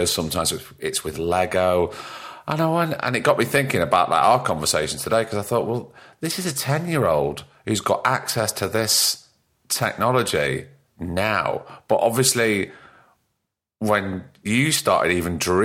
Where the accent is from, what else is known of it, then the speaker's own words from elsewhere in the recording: Blackpool, North West England, United Kingdom; I'm born and bred in Blackpool.